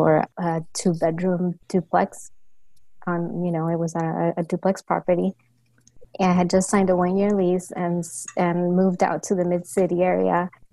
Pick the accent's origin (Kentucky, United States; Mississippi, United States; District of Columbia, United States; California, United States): California, United States; Los Angeles; also born or lived in San Diego; I eventually moved to LA, back to LA where I'm from. We're from the San Gabriel Valley area.